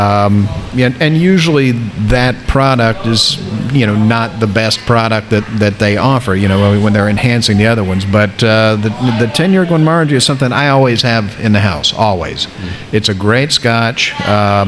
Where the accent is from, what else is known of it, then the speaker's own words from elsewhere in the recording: South Florida, United States; I'm from South Florida